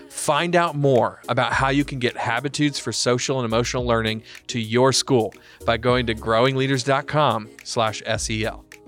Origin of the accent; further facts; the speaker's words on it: the South, United States; also born or lived in Atlanta; I grew up in the South